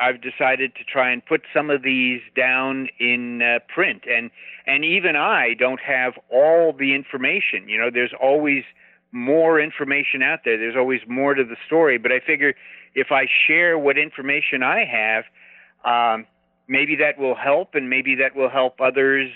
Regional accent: Glendale, California, United States; moved away; I was originally a California boy. I grew up in Glendale, California

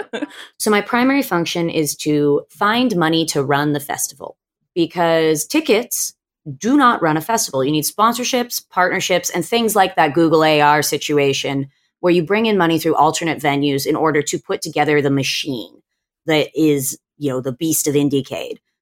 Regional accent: Australia; now in California, United States; I'm originally from Australia. My family's over here. So I ended up coming home to Aussie

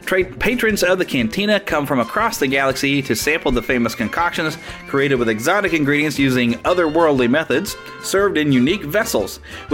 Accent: Kansas City, Missouri, United States; Kansas City, Missouri, September 9th, my hometown.

